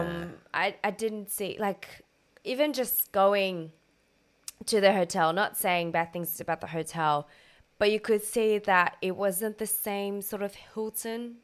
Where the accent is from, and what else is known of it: France; also born or lived in Australia; now in London, United Kingdom